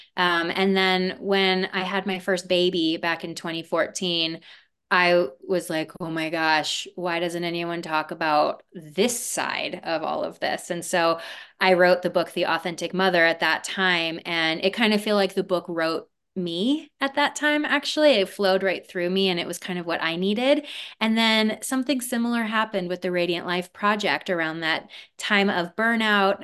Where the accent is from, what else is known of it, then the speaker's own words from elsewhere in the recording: Aspen, Colorado, United States; also born or lived in Harlem, New York; they moved to a little place called Aspen, Colorado. And that is where I was raised